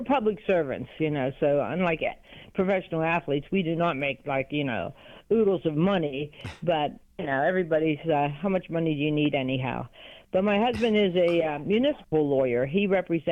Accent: New Kensington, Pennsylvania, United States; I am from New Kensington, Pennsylvania

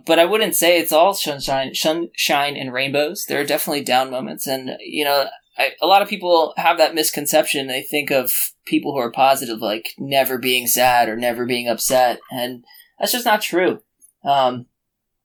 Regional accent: New Jersey, United States; I grew up in New Jersey, not two towns from where I live now, three towns where I live now

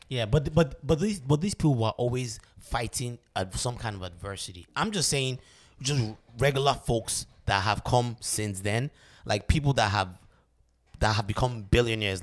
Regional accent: Nigeria; now in United States; me as a Nigerian man

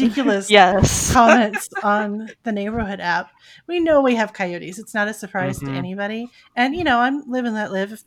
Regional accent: Los Angeles, California, United States; growing up in Hollywood, we were in the hills

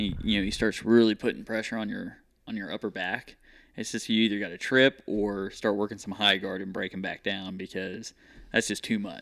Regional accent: Missouri, United States; Yeah, Northwest Missouri.

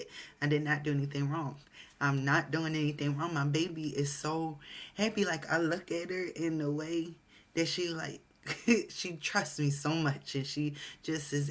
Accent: United States; Although I'm American, I have a Jamaican father.

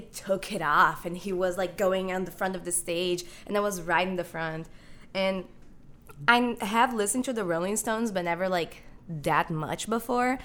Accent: Brazil; moved away as an adult; now in Chicago, United States; I'm actually Brazilian. I have lived in Brazil. I was born in Brazil, and I'm here in the United States for college currently.

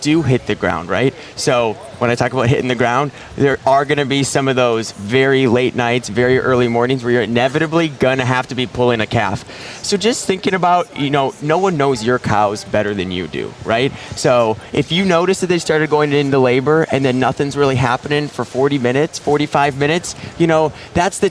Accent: Minnesota, United States; I'm from Minnesota or Minnesota

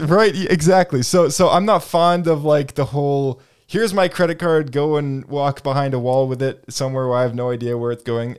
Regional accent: Canada; we're from Canada.

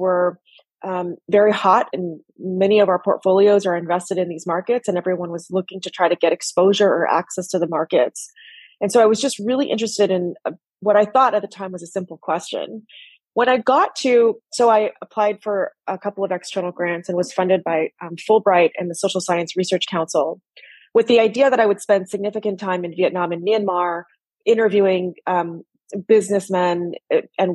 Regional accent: United States; I was born in the U.S., raised in the U.S.

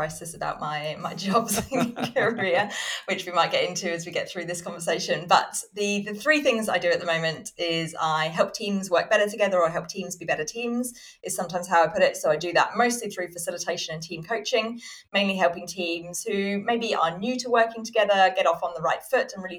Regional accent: Southampton, South East England, United Kingdom; I was born in Southampton in the UK

